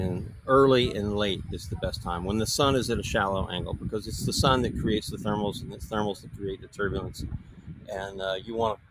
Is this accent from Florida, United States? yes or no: yes; Tampa, Florida, United States; moved away; also born or lived in California; I grew up in Tampa and grew up water skiing